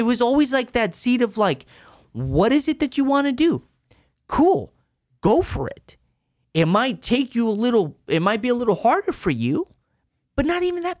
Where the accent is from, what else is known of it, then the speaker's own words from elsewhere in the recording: El Paso, Texas, United States; I grew up in El Paso